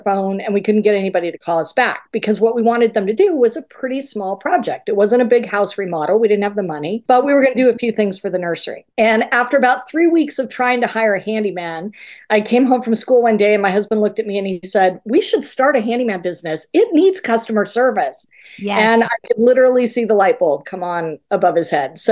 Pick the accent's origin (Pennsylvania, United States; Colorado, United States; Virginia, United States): Colorado, United States; moved away as an adult; we moved back to Colorado, where we are both originally from